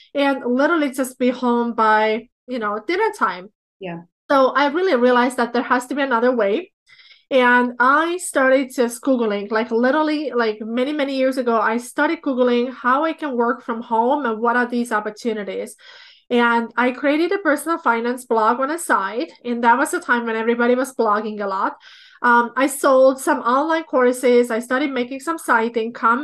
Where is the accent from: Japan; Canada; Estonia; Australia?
Estonia; moved away as an adult; now in Minnesota, United States; I was born in Soviet Union, but I grew up in Republic of Estonia.